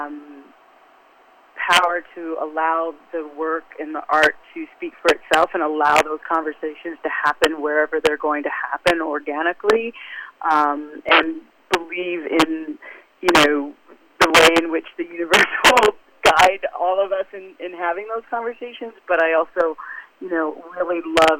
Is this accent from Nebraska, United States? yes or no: yes; Omaha, Nebraska, United States; moved away as an adult; also born or lived in Beckenham, England / California / New York; I grew up in Omaha, and quiet as it's kept, I was born in Beckenham, England. And I think we got to Omaha when I was about 5